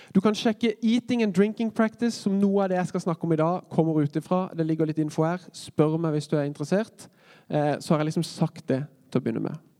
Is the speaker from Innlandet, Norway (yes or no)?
no; Kristiansand, Agder, Norway; moved away as an adult; now in Oslo, Norway; jeg er jo født og oppvokst i Kristiansand og trodde aldri jeg skulle flytte ut av kommunen. Men nå bor jeg i Oslo.